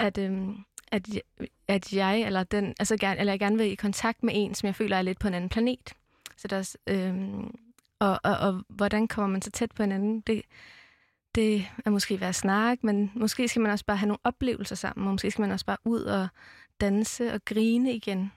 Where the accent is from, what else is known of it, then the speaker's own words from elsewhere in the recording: Amager, Capital Region of Denmark, Denmark; jeg er vokset op på Amager